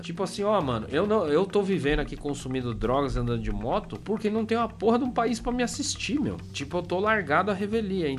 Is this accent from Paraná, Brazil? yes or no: no; São Paulo, Brazil; accent: Paulista Zona Sul; Perdoe a minha pronúncia. É, Paulista Zona Sul